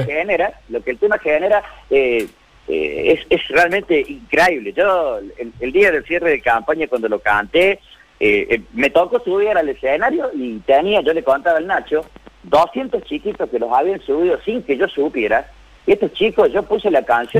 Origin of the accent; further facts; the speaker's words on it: Quilino, Córdoba, Argentina; yo soy nacido acá en Córdoba Capital, este, mi familia, mi padre ha sido oriundo de Quilino, desde muy pequeño, casi antes del año de vida, me tocó crecer en ese hermoso lugar en el mundo.